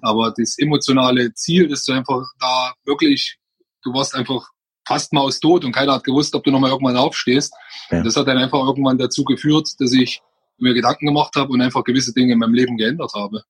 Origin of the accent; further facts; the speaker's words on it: Freising, Bavaria, Germany; komme ich aus Oberbayern, aus Freising genau zu sein